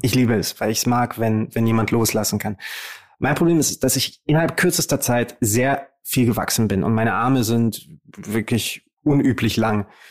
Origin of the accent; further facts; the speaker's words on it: Romania; now in Germany; Rumänien ist der Ort, wo ich eigentlich hineingeboren wurde. Und wenn meine Eltern nicht den Mut gehabt hätten, dieses Land zu verlassen, um mir und meiner Schwester eine bessere Zukunft zu ermöglichen, dann würde ich da noch leben